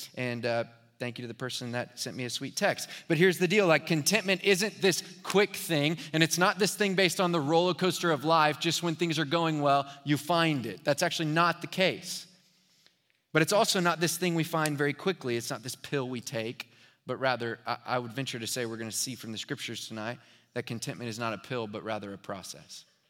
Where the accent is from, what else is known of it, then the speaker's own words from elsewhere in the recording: Houston, Texas, United States; also born or lived in Dallas; I'm from Houston